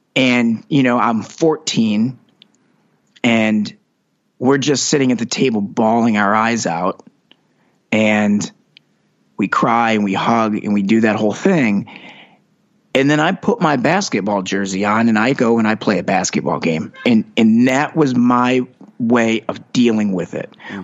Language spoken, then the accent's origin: English; Detroit, Michigan, United States; moved away as an adult; now in Los Angeles, United States; growing up in Metro Detroit, I was I always joke, you know, I grew up on a street named Carroll Street